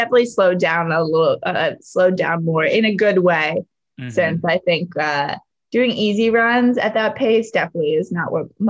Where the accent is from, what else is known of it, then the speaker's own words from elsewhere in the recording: Scarborough, Maine, United States; But I guess since we were talking so much about Maine, I'll just say it is Scarborough, Maine as my hometown.